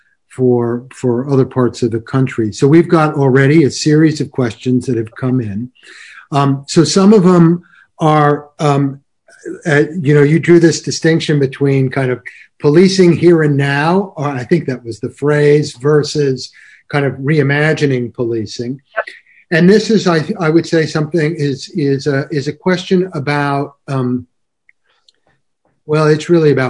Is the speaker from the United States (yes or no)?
yes; Connecticut, United States; I grew up in Connecticut